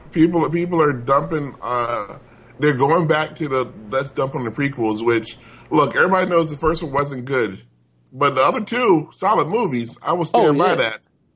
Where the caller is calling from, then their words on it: Glendale, United States; I'm calling from Glendale.